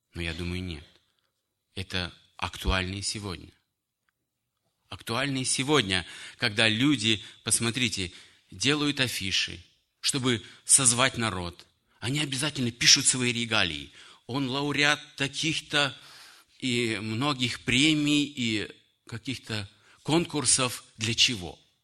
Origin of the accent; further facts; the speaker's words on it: Kyrgyzstan; moved away; also born or lived in Russia; Я считаю своим отечеством Киргизию, потому что я там вырос, женился, обратился к Богу и провел многие годы в Киргизстане. Хотя родился в Российской Федерации